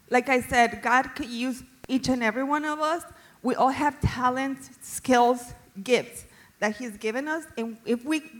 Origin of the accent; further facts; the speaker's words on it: Colombia; now in United States; I was born and raised in Colombia